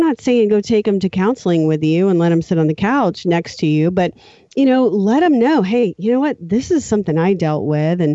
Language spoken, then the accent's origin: English; New Orleans, Louisiana, United States; I grew up in New Orleans